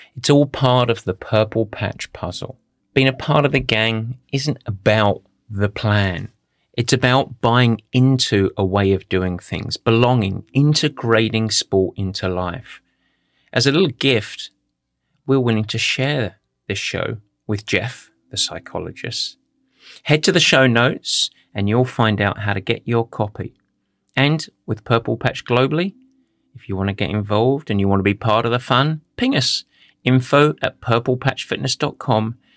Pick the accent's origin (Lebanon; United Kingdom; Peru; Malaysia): United Kingdom; Essex, East of England; I grew up in Essex